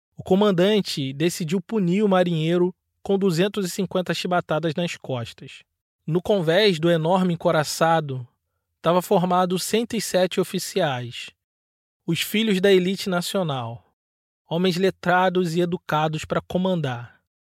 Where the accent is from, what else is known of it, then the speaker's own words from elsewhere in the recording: Nova Iguaçu, Rio de Janeiro, Brazil; moved away; also born or lived in Joinville, Santa Catarina; Eu sou natural de Nova Iguaçu, no Rio de Janeiro, mas em meados de 2020 eu ainda estava morando em Joinville, no norte de Santa Catarina